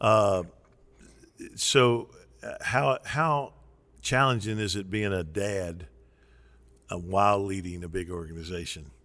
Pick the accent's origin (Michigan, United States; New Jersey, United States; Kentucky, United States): Kentucky, United States; in Kentucky we don't say Western, we say West Kentucky.